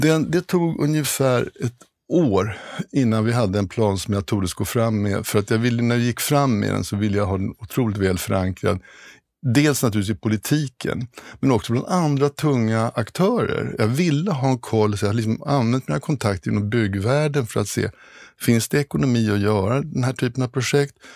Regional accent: Stockholm, Stockholm County, Sweden; moved away as an adult; also born or lived in Kiruna; Jag är stockholmare, född stockholmare och eh, har familjen här och mm, har aldrig tänkt flytta på mig

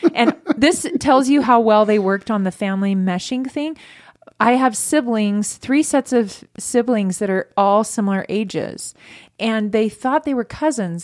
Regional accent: Northern California, United States; also born or lived in Sacramento / Marysville / Yuba City; I grew up in Northern California

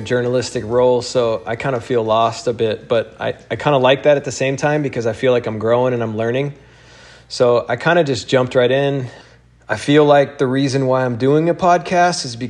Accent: Alabama, United States; moved away; I came from Alabama

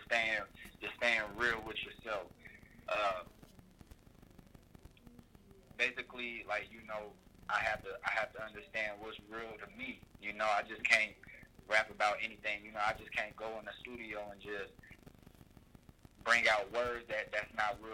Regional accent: Anderson, Indiana, United States; now in Philadelphia, United States; I'm from Indiana, Anderson, Indiana

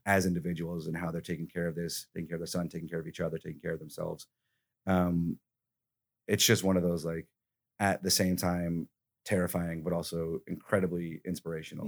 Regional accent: Alabama, United States; moved away; I'm from Alabama

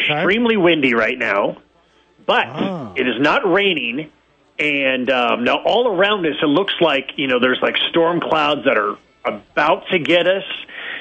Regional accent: Pleasanton, California, United States; my hometown of Pleasanton, California

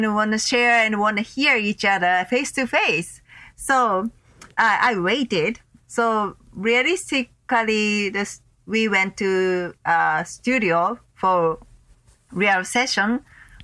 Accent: Tokyo, Japan; also born or lived in Los Angeles; my hometown in Tokyo

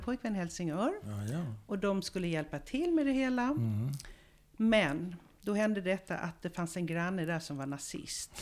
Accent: Malmö, Skåne, Sweden; moved away as an adult; also born or lived in Israel; Jag kommer från Malmö. Och jag är uppvuxen där

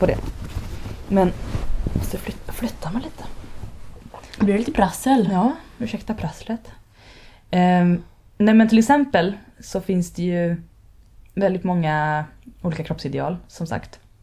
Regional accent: Stockholm archipelago, Stockholm County, Sweden; Jag växte upp i Stockholms skärgård

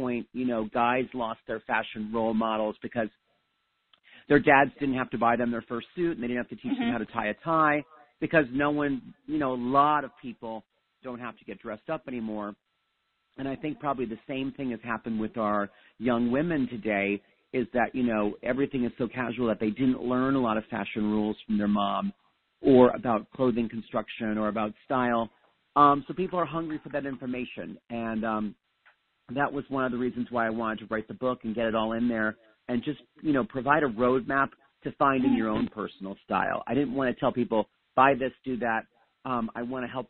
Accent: Allentown, Pennsylvania, United States; I grew up outside of Allentown, Pennsylvania in the 1970s

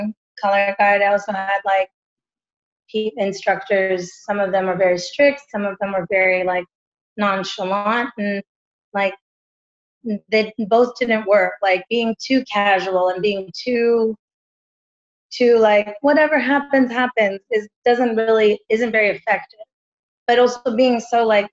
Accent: Texas, United States; now in West Hollywood, United States; I'm from Texas

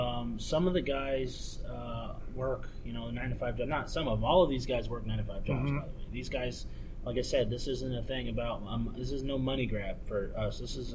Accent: Indiana, United States; We grew up rabbit hunting in Indiana

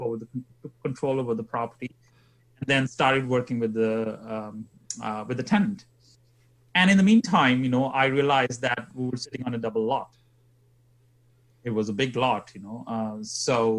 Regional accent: India; moved away as an adult; also born or lived in England / Sheffield; now in Canada; I was born in India, and then I degree in chemical engineering, and then I moved to England to do my further education

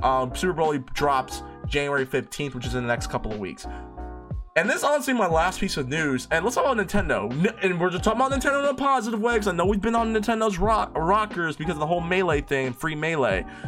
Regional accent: United States; I'm American. We say Jice

